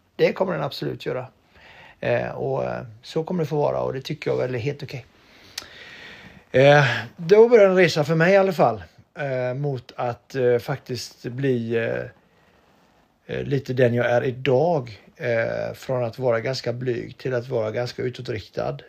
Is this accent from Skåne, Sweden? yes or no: no; Donsö, Västra Götaland, Sweden; moved away; På Donsö växte jag upp och hade en bra uppväxt